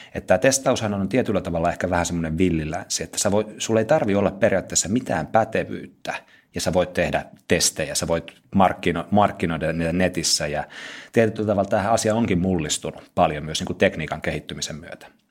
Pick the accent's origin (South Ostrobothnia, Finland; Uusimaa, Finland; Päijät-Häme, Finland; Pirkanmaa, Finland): South Ostrobothnia, Finland; moved away as an adult; now in Lahti, Finland; Mä oon tota Pohjanmaalta kotoisin, Etelä-Pohjanmaalta